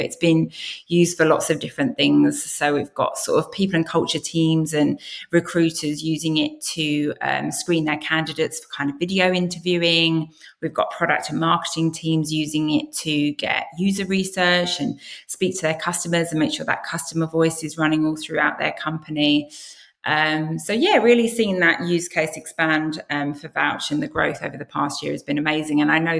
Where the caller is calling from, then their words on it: Sydney, New South Wales, Australia; I'm coming from Sydney.